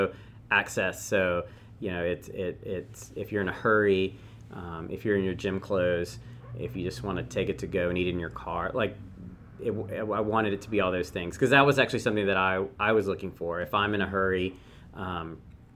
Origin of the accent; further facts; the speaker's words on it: Athens, Georgia, United States; I grew up in Athens, so on the east side.